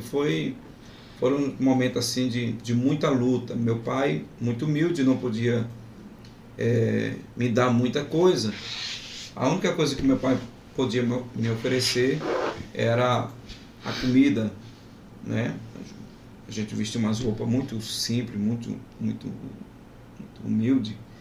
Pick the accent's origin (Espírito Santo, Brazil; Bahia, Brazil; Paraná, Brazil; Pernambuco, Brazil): Pernambuco, Brazil; Aliança; now in Parnaíba, Brazil; eu sou de Pernambuco, de uma cidade chamada Aliança, fica na zona da mata de Pernambuco, é, a quase 100 quilômetros da capital. Uhum. Ainda não perdi o sotaque.